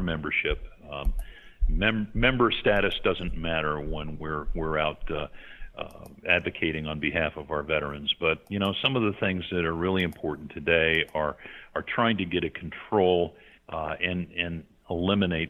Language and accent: English; New York, United States; I grew up in a New York metropolitan area myself